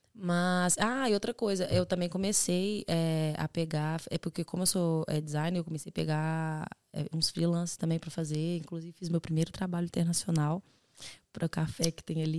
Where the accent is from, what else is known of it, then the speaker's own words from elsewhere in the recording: Belo Horizonte, Minas Gerais, Brazil; now in Ireland; Eu sou de Belo Horizonte